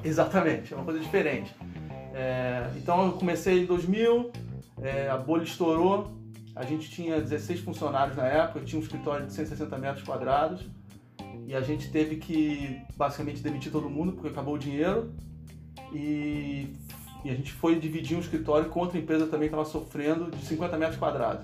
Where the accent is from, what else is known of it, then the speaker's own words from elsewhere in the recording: Brazil; moved away as an adult; now in Silicon Valley, United States; quando eu saí do Brasil